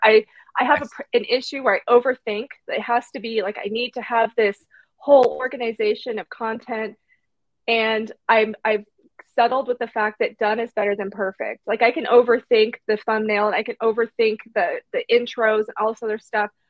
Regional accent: Canby, Oregon, United States; my hometown of Canby

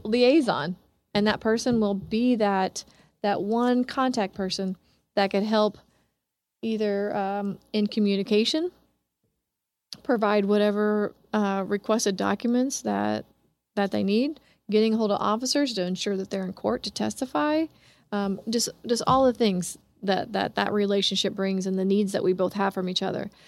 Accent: Kansas City, Kansas, United States; I grew up in Kansas City, Kansas, but I was born here on the Missouri side

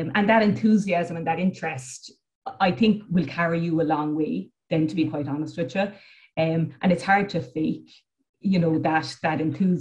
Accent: Cork, Munster, Ireland; I'm from the city. I'm from Cork City

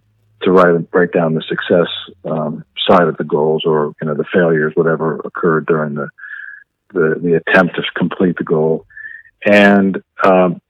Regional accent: Alexandria, Virginia, United States; moved away as an adult; also born or lived in Pittsburgh, Pennsylvania; I actually grew up just outside of Washington, D.C. in Alexandria, Virginia, and spent most of my life in Alexandria

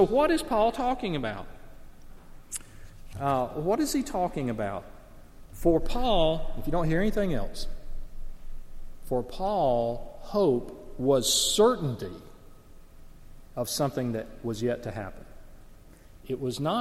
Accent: the South, United States; I grew up in the South

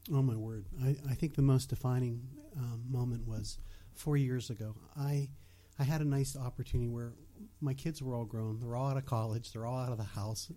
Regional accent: Bethel Park, Pennsylvania, United States; accent: Yinzer; also born or lived in West Virginia; I was born and raised in Bethel Park.

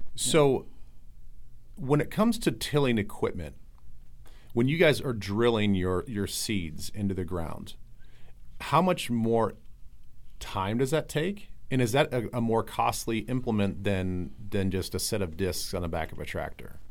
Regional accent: Midwest, United States; also born or lived in Iowa / South Dakota; I grew up in Iowa and South Dakota

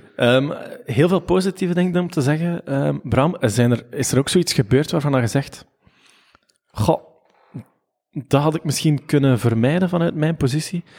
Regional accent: Ghent, Flanders, Belgium; Gentenaar zijn we

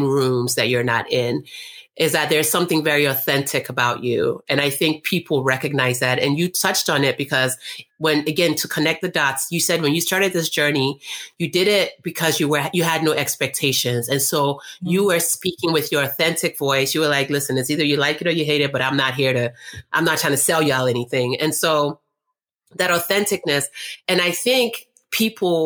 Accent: North Carolina, United States; also born or lived in Nigeria; I'm from Nigeria originally, but I grew up in North Carolina.

